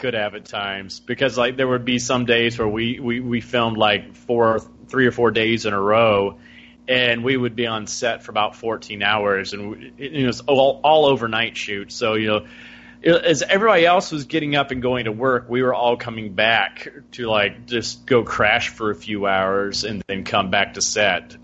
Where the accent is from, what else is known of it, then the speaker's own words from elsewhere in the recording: Alabama, United States; born and bred in Alabama.